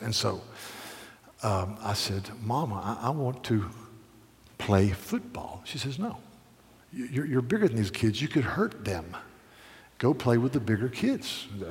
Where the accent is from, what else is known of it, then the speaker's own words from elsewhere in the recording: Charleston, South Carolina, United States; I'm from Charleston, South Carolina.